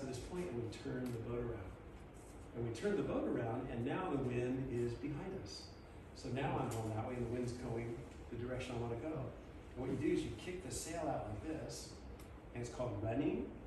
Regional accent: Southern California, United States; I grew up in Southern California.

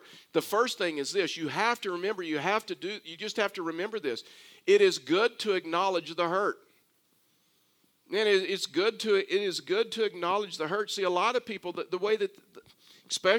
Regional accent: Texas, United States; accent: Texas; as a Texan

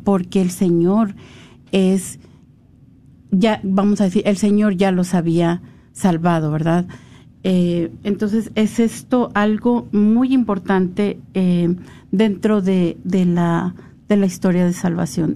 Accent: Mexico; los que somos de México

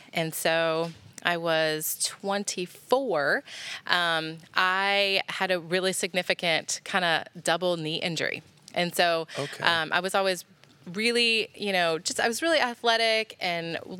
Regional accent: near Tampa, Florida, United States; moved away as an adult; also born or lived in Tennessee; All childhood in Florida. My parents still have the same house. They built it when I was one.

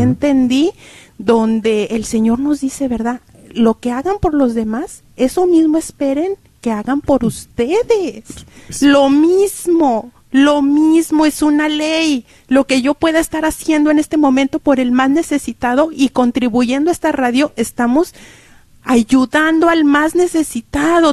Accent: Cuauhtémoc, Durango, Mexico; mi pueblo, que yo soy de Durango, de Cuauhtémoc

